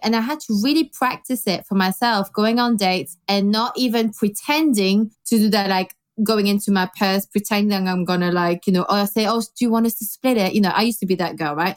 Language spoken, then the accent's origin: English; Belgium; now in London, United Kingdom; I grew up in Belgium